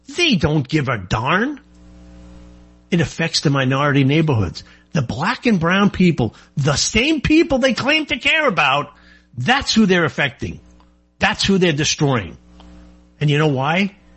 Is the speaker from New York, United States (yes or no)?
yes; New York, United States; I am from New York